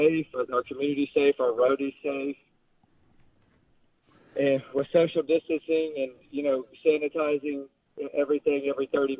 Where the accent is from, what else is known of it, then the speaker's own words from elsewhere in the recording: North Carolina, United States; moved away as an adult; now in East Tennessee, United States; I grew up in North Carolina.